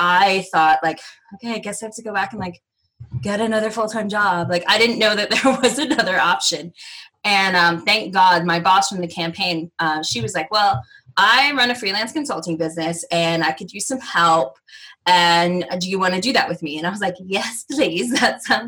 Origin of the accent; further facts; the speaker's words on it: United States; moved away; I am American originally